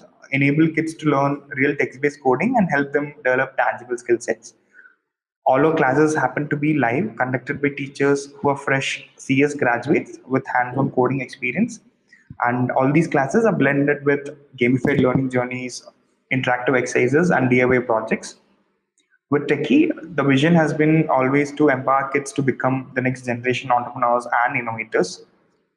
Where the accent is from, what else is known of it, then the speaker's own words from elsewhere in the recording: Erode, Tamil Nadu, India; I hail from Erode, a small town in South India.